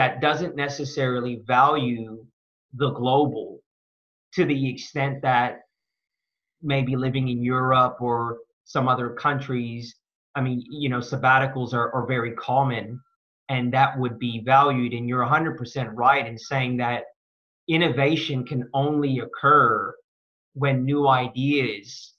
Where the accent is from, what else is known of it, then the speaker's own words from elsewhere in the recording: Bay Area, California, United States; moved away as an adult; now in Australia; So I'm an American. I've been in Australia for 12 years. I grew up in the Bay Area